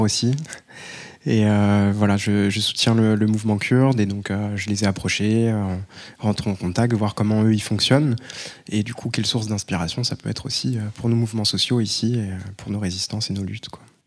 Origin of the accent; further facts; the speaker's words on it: Paris, Île-de-France, France; je viens de Paris